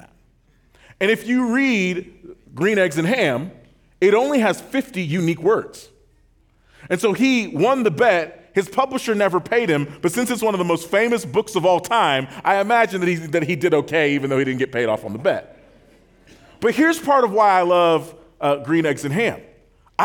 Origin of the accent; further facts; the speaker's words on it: Oklahoma, United States; I grew up in Oklahoma